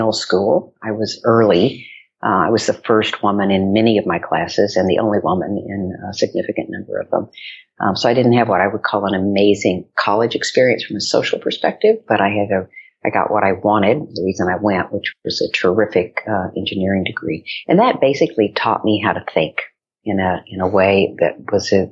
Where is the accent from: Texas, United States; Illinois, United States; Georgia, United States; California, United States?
Texas, United States; West; moved away as an adult; now in New York, United States; I grew up in West Texas. So my high school was the Friday Night Lights High School